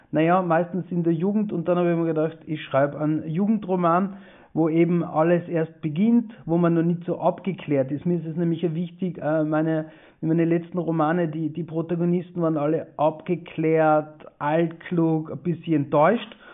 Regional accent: Tyrol, Austria; ja, es stimmt, ich bin aus Osttirol, ja, ich mag Osttirol äh, auch total gerne

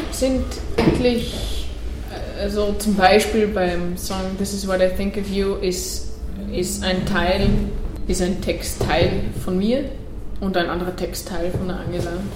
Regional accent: Netherlands; first language Dutch; German is a second language; also born or lived in Styria, Austria; now in Austria; ich bin ja eigentlich Holländerin, das heißt, mit der holländischen Sprache aufgewachsen und dann in die Pampa zogen nach Österreich

